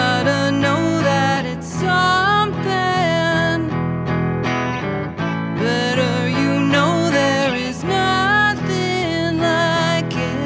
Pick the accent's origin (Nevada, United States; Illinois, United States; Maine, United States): Nevada, United States; Carson City; also born or lived in New York; now in Reno, United States; I'm from Carson